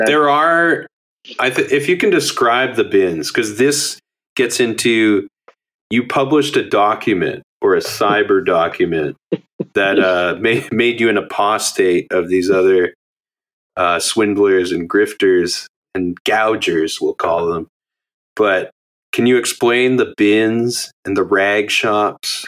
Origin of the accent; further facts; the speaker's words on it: Alberta, Canada; now in Montreal, Canada; I'm from Alberta